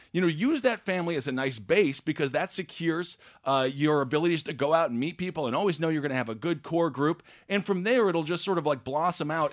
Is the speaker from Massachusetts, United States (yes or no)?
no; Wisconsin, United States; I'm from Wisconsin